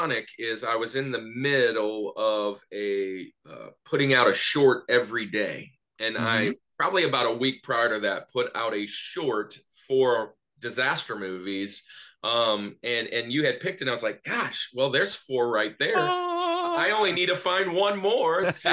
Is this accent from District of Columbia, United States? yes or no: no; Louisiana, United States; now in Atlanta, United States; I live in Atlanta now. I'm from the Louisiana area